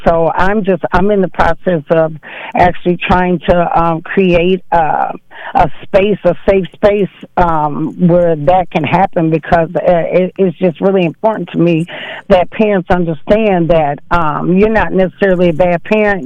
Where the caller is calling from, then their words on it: Saint Paul, Minnesota, United States; I'm calling from Saint Paul